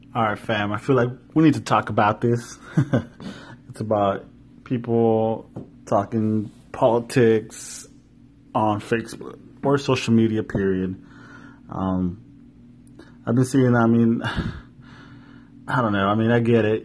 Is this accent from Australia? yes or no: no; Yakima, Washington, United States; born or raised there